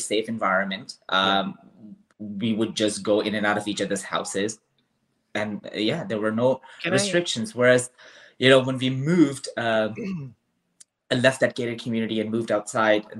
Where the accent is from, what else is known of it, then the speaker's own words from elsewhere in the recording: Hyderabad, Sindh, Pakistan; moved away as an adult; also born or lived in Karachi / Dubai; I was born and raised in Hyderabad, which is a couple of hours drive from Karachi.